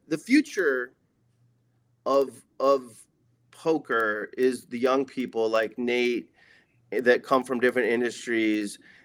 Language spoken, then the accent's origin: English; Oceanside, California, United States; moved away as an adult; also born or lived in Las Vegas, Nevada; my hometown casino, Ocean's Eleven